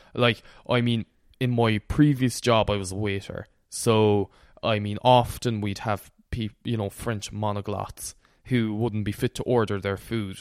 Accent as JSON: {"language": "English", "area": "Connemara, Galway", "region": "Connacht", "country": "Ireland", "said": "the part of Connemara I'm from, we don't speak Irish at all."}